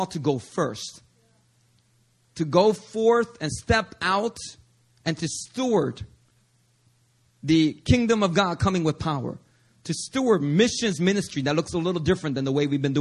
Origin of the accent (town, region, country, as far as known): Philadelphia, Pennsylvania, United States; born or raised there